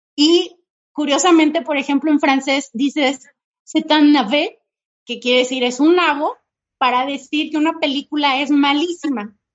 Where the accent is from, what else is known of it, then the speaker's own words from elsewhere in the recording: Mexico; para nosotros como mexicanos